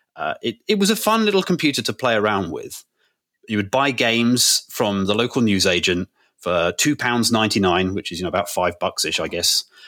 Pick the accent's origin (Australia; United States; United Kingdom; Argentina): United Kingdom; just being British